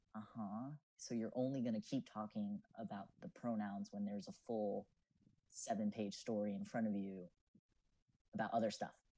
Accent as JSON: {"language": "English", "town": "Lakewood", "region": "New Jersey", "country": "United States", "said": "I'm from uh, a lovely little town that you probably know, Lakewood"}